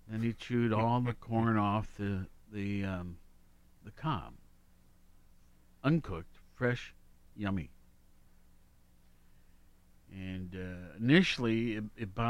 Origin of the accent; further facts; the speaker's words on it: Worthington, Ohio, United States; my home growing up in Worthington.